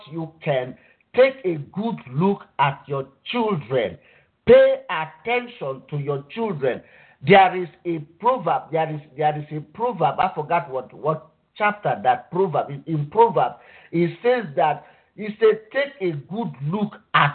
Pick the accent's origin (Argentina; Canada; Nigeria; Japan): Nigeria; now in United States; I grew up in Nigeria